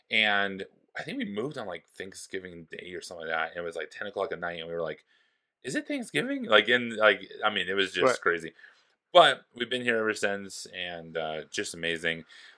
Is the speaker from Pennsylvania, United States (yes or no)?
no; Forest Grove, Oregon, United States; My buddy Luke was up there with me and my buddy Johnny, and we're all from Forest Grove, Oregon.